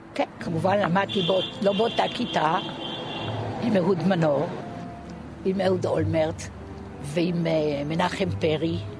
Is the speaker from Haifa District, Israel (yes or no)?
yes; Binyamina, Haifa District, Israel; אני נולדתי בבנימינה